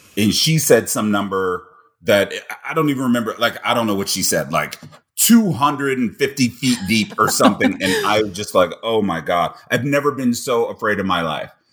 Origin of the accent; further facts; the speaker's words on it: Cincinnati, Ohio, United States; moved away; also born or lived in Ames, Iowa / Wichita, Kansas / Minneapolis / New York; born and raised in Cincinnati